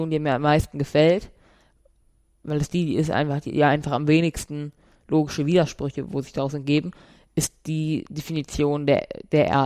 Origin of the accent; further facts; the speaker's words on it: Hesse, Germany; Wenn ich jetzt mit jemandem in Deutschland spreche, würde ich wahrscheinlich sagen, meine Heimat ist der Landkreis Kassel.